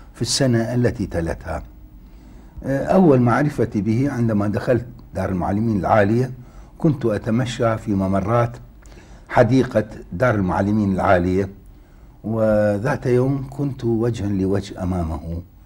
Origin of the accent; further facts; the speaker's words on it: Baghdad, Baghdad Governorate, Iraq; شهدت بغداد منذ مولدي حتى الآن